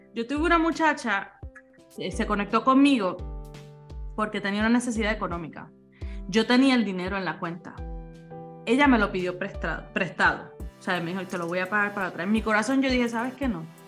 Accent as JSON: {"language": "Spanish", "town": "Ceiba", "country": "Puerto Rico", "tie": "born or raised there", "also_born_or_lived": "Fajardo, Puerto Rico", "said": "yo soy de Ceiba, eh, eh, natural, nací en Fajardo, pero naturalmente de el pueblo de Ceiba en Puerto Rico"}